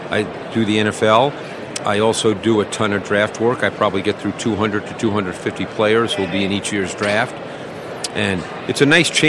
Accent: New York City, New York, United States; I grew up in Queens in New York

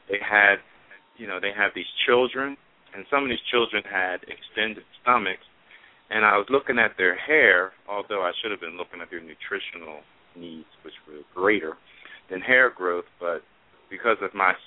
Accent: Philadelphia, Pennsylvania, United States; moved away as an adult; also born or lived in Tucson, Arizona; I grew up in the Philadelphia area.

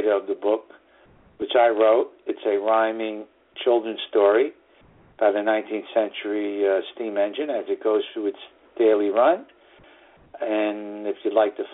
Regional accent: New York City, New York, United States; northern suburbs of New York City, my hometown

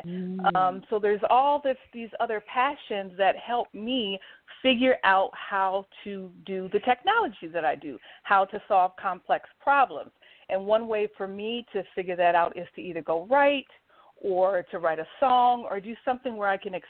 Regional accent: St. Paul, Minnesota, United States; moved away as an adult; also born or lived in Washington, D.C. area; I am a native Minnesotan. I was born and raised in St. Paul, Minnesota

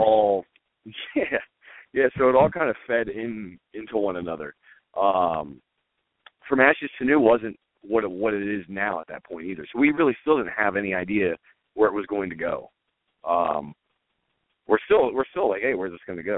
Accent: Elizabethtown, Pennsylvania, United States; I grew up in a small town called Elizabethtown, which is uh, about 15 minutes outside of Lancaster

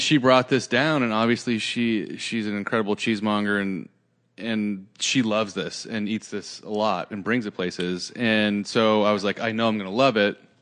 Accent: Santa Cruz, California, United States; I grew up in Santa Cruz, which is an hour south of San Francisco.

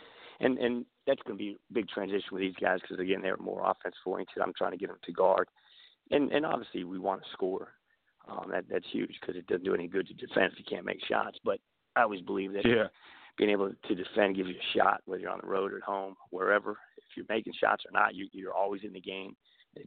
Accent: D.C. area, Maryland, United States; moved away as an adult; also born or lived in Kentucky / Pennsylvania; now in Memphis, United States; I'm kind of a product of growing up in the Maryland D.C. area

